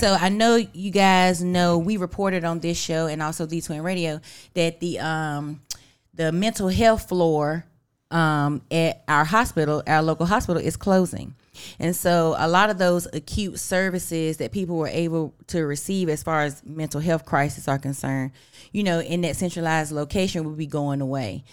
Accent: Weldon, North Carolina, United States; I'm on team one fifty-eight 'cause I'm from Weldon.

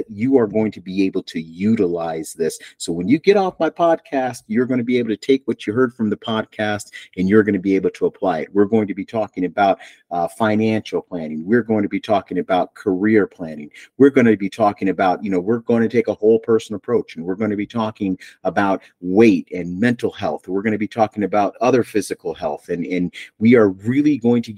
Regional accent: Buffalo, New York, United States; now in Asheville, United States; I am from Buffalo, and I am proud

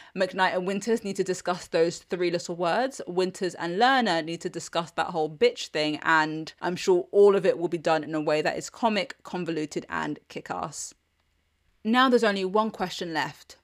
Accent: United Kingdom; I'm British

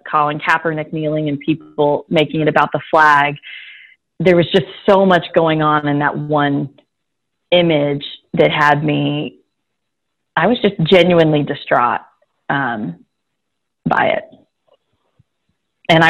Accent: Houston, Texas, United States; I grew up in Houston, Texas

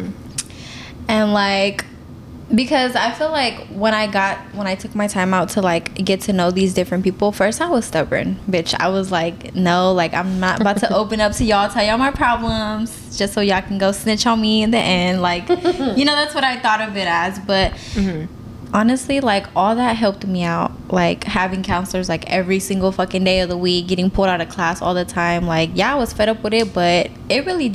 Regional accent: Sacramento, California, United States; I am from South Sacramento

